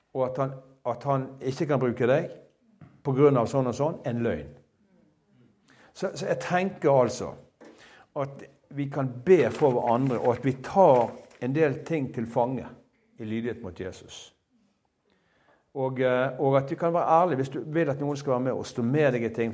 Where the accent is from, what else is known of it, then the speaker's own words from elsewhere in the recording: Bergen, Vestland, Norway; jeg som en bergenser, altså, en enkel fyr fra Bergen